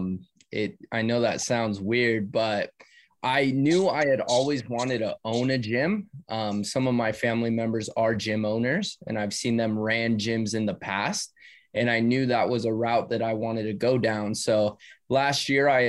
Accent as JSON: {"language": "English", "region": "California", "country": "United States", "said": "me and my brother were actually planning on moving because we're from California."}